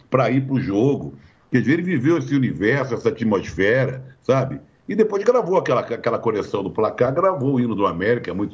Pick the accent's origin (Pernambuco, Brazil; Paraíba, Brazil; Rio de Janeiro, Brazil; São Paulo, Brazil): Rio de Janeiro, Brazil; o Tim Maia foi criado na rua Afonso Pena, onde eu fui criado.